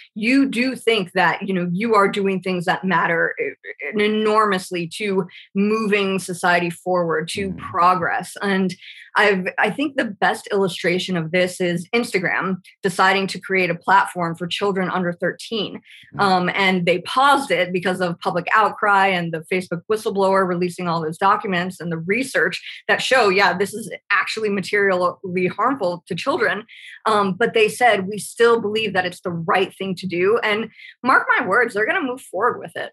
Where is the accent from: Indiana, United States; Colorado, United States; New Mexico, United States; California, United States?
California, United States; Irvine; moved away; I'm originally from California. When you know my dad was a Pendleton Marine, we were at Irvine and nice. El Toro